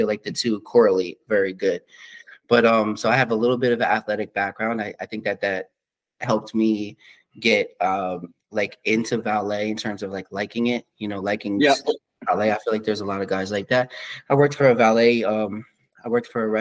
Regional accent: Middlesex County, New Jersey, United States; also born or lived in Trenton, New Jersey; So I'm from Middlesex County

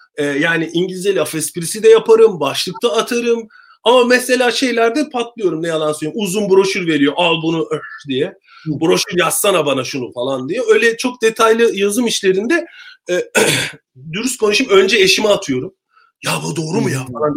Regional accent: Turkey; moved away as an adult; also born or lived in Istanbul / England; now in United Kingdom

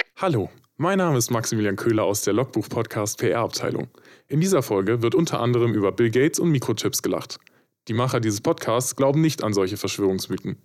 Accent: Freiburg, Baden-Württemberg, Germany; da wo Maxi und ich aufgewachsen sind in Freiburg

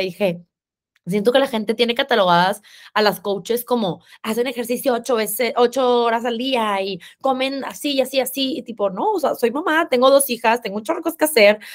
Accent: Monterrey, Nuevo León, Mexico; accent: regio, cantado; soy regia, por si no se escuchan, me acento cantado

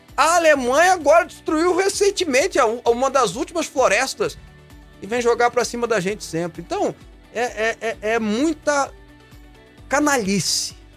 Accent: Goiânia, Goiás, Brazil

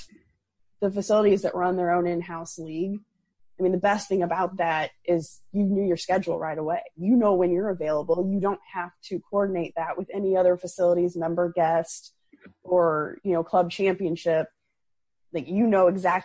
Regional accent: Illinois, United States; where I grew up in Illinois

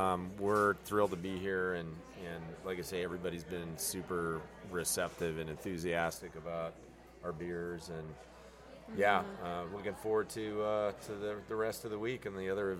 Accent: Denver, Colorado, United States; moved away; I'm from Denver and love the mountains up there.

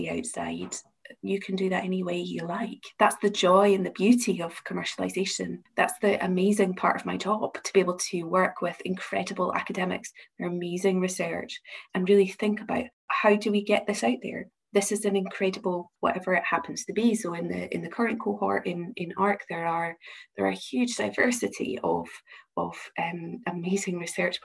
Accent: Glasgow, Scotland, United Kingdom; accent: Glasgow (implied); I'm the IP and Innovation Manager at the University of Glasgow, as you can probably tell from my accent

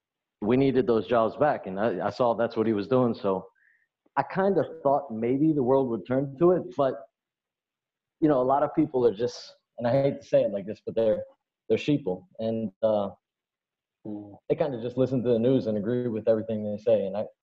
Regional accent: Baltimore, Maryland, United States; Now I'm from Baltimore

